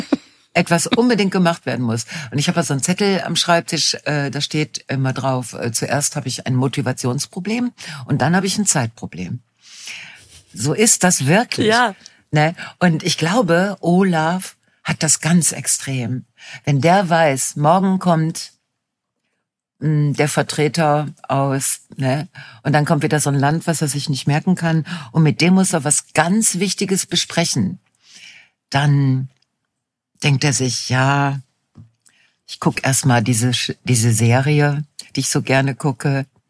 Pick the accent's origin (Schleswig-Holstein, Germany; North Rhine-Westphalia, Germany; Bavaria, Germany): North Rhine-Westphalia, Germany; Ruhr area; meine Heimatregion